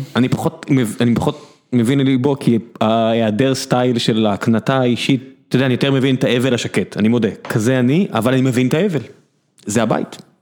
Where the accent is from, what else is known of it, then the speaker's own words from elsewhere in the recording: Beersheba, Southern District, Israel; now in Tel Aviv, Israel; אני נולדתי בבאר שבע, עברתי לתל אביב